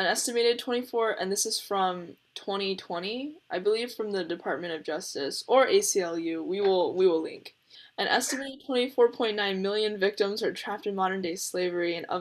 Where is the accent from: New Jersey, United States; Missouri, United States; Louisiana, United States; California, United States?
California, United States; Fresno; I'm from the Central Valley, like I grew up in Fresno